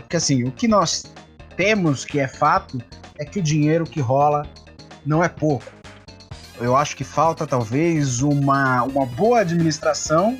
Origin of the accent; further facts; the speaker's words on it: Brazil; A gente é brasileiro